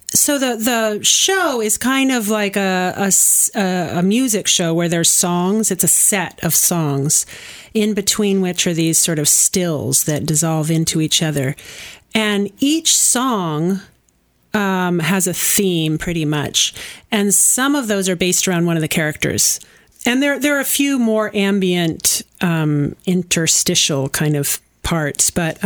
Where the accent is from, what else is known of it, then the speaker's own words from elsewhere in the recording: Kannapolis, North Carolina, United States; And I grew up near Kannapolis, and he came through town.